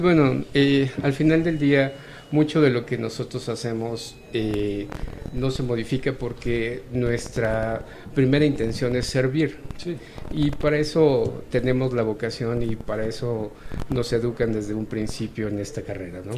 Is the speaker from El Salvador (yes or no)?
no; Mexico; nosotros como mexicanos